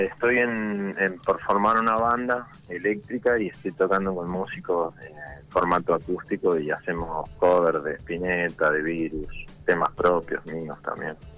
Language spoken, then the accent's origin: Spanish; San Luis, Argentina; also born or lived in San Juan, Argentina; now in Santo Tomé, Argentina; soy nacido en San Juan, criado en San Luis y, ahora estoy acá en Corrientes